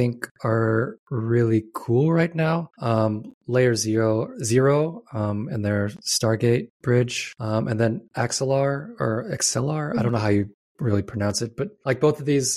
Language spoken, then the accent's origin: English; Nebraska, United States; I grew up in Nebraska